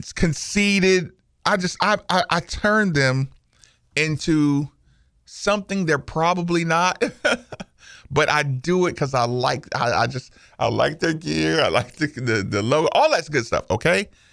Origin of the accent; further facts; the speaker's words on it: Asheville, North Carolina, United States; I'm from Asheville, North Carolina